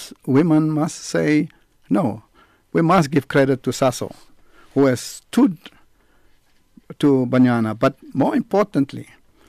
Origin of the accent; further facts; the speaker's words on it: Port Elizabeth, Eastern Cape, South Africa; Port Elizabeth, my hometown.